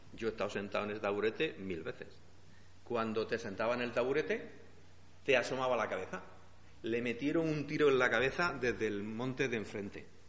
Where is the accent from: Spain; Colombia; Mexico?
Spain; Andújar, Andalusia; nací en Andújar y soy hijo, nieto de un político de Andújar en Jaén